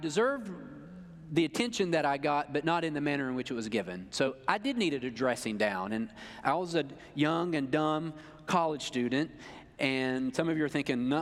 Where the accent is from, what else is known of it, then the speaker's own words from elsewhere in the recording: North Carolina, United States; I am from North Carolina, and I went there